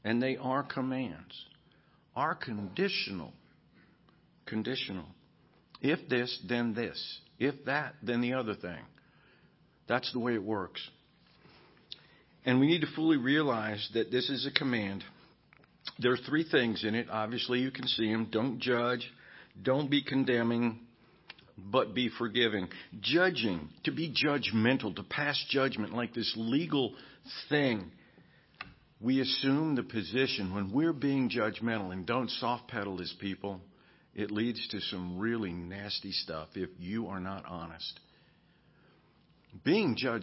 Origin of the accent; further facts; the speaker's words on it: United States; As an American